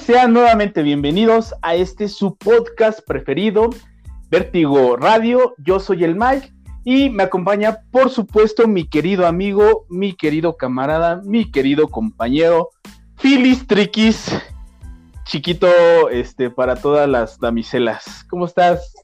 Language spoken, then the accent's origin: Spanish; Mexico